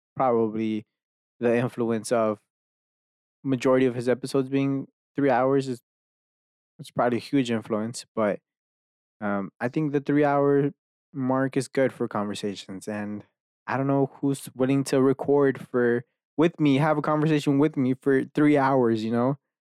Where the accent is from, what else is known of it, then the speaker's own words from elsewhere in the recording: Dallas, Texas, United States; I'm from fucking Dallas, here, where I live now, like, I've been here my whole entire life